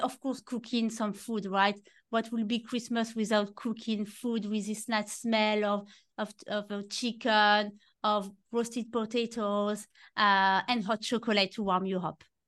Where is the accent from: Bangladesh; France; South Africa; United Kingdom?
France; Normandy; English is a second language; moved away; you can see with my very strong accent, I am from France and I grew up in Normandy in the countryside